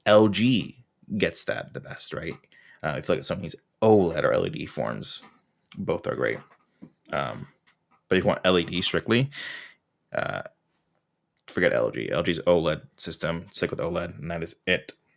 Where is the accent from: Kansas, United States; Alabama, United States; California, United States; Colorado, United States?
California, United States; Orange County; I'm from Orange County